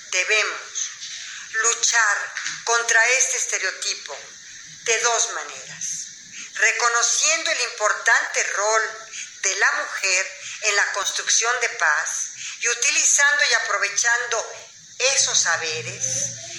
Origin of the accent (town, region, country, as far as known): Mexico